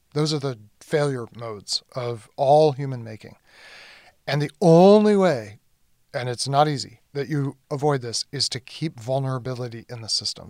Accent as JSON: {"language": "English", "country": "United States", "said": "as an American"}